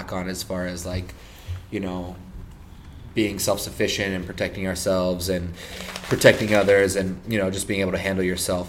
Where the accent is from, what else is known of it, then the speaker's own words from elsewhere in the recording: Encinitas, California, United States; also born or lived in Denver, Colorado; I grew up in Encinitas, California.